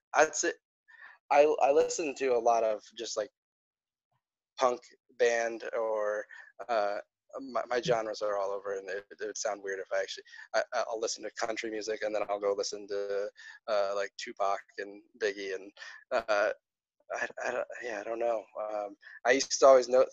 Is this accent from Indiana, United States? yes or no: yes; South Bend, Indiana, United States; I grew up in the outside of Chicago, South Bend, Indiana